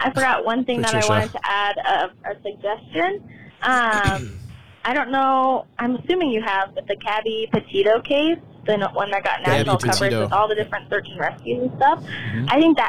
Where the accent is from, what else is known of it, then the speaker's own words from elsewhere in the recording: Reno, Nevada, United States; also born or lived in Arizona; I'm going from Salt Lake back to Reno. That's where I'm from. But I started listening to you when I was driving to Arizona, where I'm from, on my 13-hour drive.